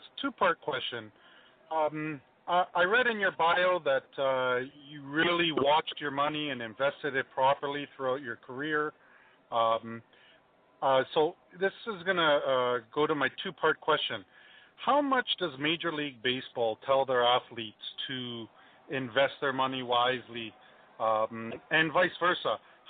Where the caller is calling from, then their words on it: Mississauga, Ontario, Canada; I'm calling from Mississauga.